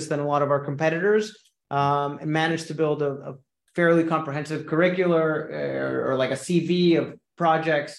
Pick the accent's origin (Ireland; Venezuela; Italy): Venezuela; Caracas, Capital District; moved away; I'm originally from Caracas, Venezuela. So I'm naturally bilingual and bicultural